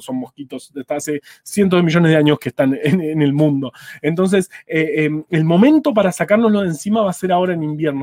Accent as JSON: {"language": "Spanish", "region": "Buenos Aires", "country": "Argentina", "said": "yo por ejemplo soy de Ciudad de Buenos Aires"}